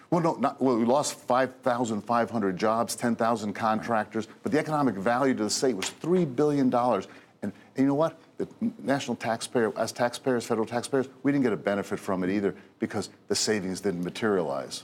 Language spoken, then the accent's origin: English; Hudson County, New Jersey, United States; also born or lived in Union County, New Jersey; I was born in Hudson County, grew up in Hudson County